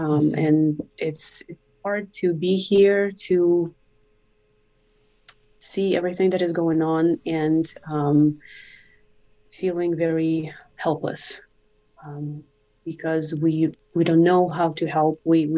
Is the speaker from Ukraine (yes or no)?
yes; near Cherkasy, Cherkasy Oblast, Ukraine; also born or lived in Burundi; now in United States; I was born and raised in central part of Ukraine, closer to Cherkasy, I then spent a lot of years in Burundi, Africa, so I kind of traveled between both. But Ukraine is definitely home.